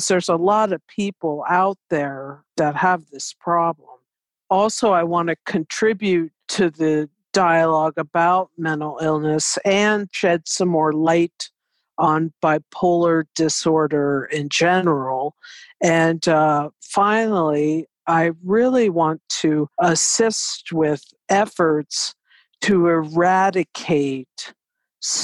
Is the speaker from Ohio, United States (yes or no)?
yes; Bexley, Ohio, United States; moved away as an adult; also born or lived in Washington, D.C.; I grew up in Bexley, went to Maryland Avenue Elementary from kindergarten to sixth grade, and then went on to the Columbus School